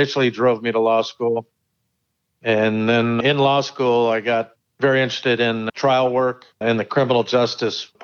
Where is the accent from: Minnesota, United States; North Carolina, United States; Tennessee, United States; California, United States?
California, United States; Pleasanton; also born or lived in Livermore, California; I was actually born in Livermore a long time ago, and family moved to Pleasanton when I was about 3 years old and lived in Pleasanton primarily my whole life